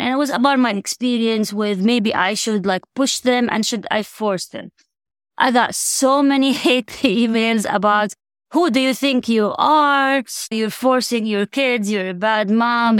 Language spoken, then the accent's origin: English; Jordan; moved away as an adult; now in United States; I was born and raised there. So I spent twenty years there.